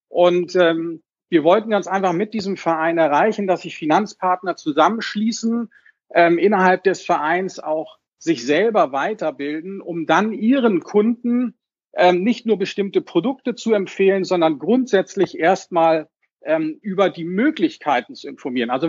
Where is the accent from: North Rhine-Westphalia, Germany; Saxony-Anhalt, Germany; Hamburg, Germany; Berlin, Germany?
Hamburg, Germany; wie gesagt … ich komme aus Hamburg, bin Baujahr 70